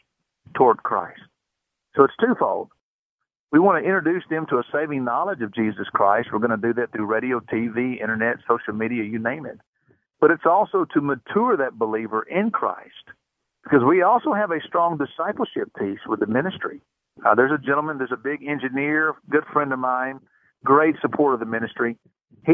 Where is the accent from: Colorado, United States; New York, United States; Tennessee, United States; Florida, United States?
Tennessee, United States; Memphis; I grew up right here in Memphis, Tennessee